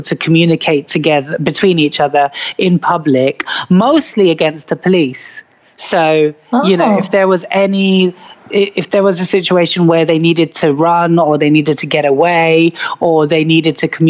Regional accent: United Kingdom; I grew up in Britain

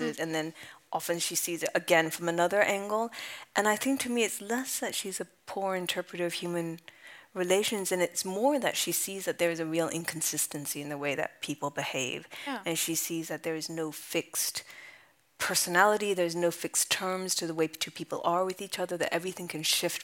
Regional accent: California, United States; moved away as an adult; also born or lived in London / Japan; my family's from Japan. I grew up in California. I spent most of my 20s in London

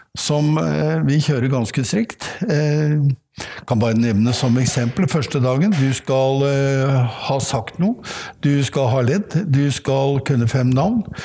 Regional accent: Oslo, Norway; jeg er oppvokst midt i Oslo

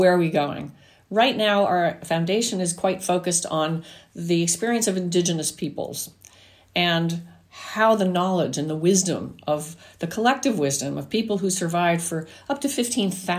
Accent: New Jersey, United States; me growing up in New Jersey

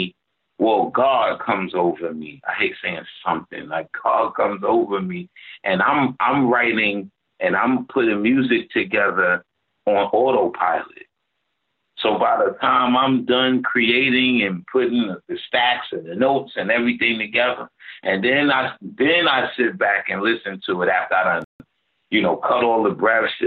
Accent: New York City, New York, United States; I'm from Brownsville

